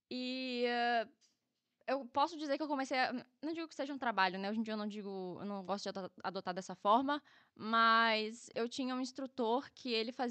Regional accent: Rio de Janeiro, Brazil; moved away as an adult; also born or lived in Nova Iguaçu; now in Faro, Portugal; Nasci em Nova Iguaçu. Certo. Mas vivi a vida inteira em Guadalupe.

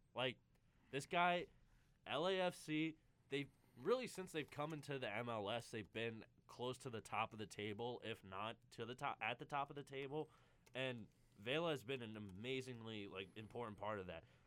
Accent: Philadelphia, Pennsylvania, United States; I'm from Philadelphia area.

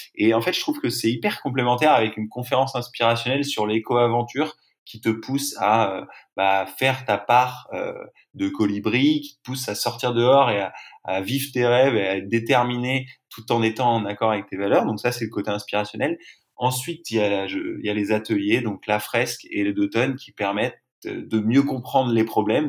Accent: Brittany, France; moved away as an adult; also born or lived in Lille; now in Marseille, France; j'ai grandi en Bretagne.

